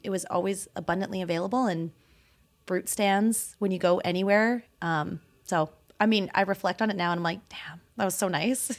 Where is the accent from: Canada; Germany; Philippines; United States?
Canada; Okanagan, British Columbia; also born or lived in Toronto, Canada; now in Calgary, Canada; I grew up in the Okanagan